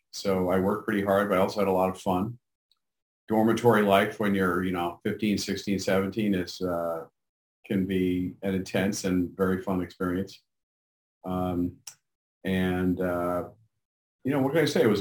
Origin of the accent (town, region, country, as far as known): Manhattan, New York, United States; born or raised there